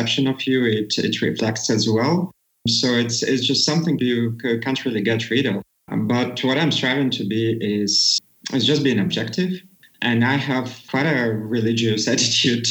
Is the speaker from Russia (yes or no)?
yes; Russia; now in Latvia; I am from Russia